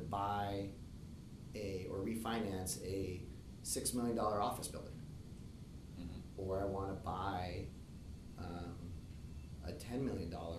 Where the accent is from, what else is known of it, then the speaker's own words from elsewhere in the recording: Sacramento, California, United States; also born or lived in New York; I'm a Sacramento native